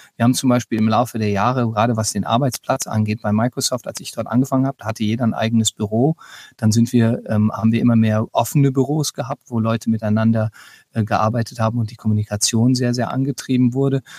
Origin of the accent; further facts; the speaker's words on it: Germany; now in United States; dass ich als Deutscher hier eben arbeite